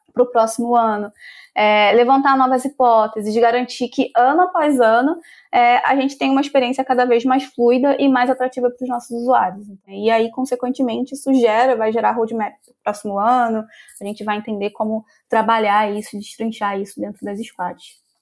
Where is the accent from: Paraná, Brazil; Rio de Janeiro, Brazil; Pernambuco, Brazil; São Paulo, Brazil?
Rio de Janeiro, Brazil; eu sou do Rio de Janeiro, então eu sou aquela carioca que ama a praia